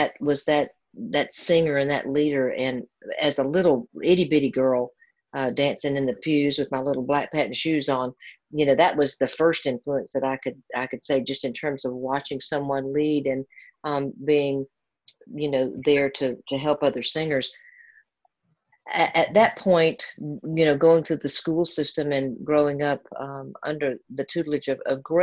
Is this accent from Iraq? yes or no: no; the American South, United States; From being a little girl growing up in Southern Baptist churches